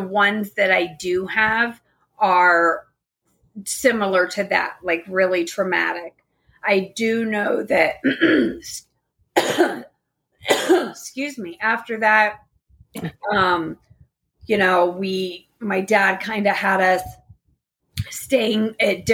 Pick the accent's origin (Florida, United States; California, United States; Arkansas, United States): Florida, United States; Daytona Beach; also born or lived in Tampa; I'm from Daytona